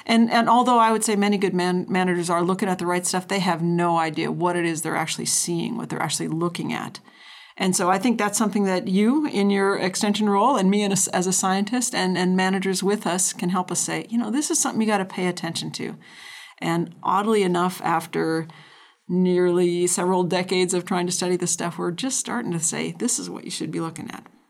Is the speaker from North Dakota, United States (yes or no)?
yes; North Dakota, United States; now in Idaho, United States; I grew up in North Dakota